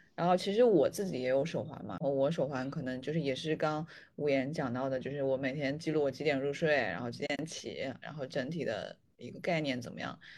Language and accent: Chinese; northern China, China; 因为我是北方人嘛，北方人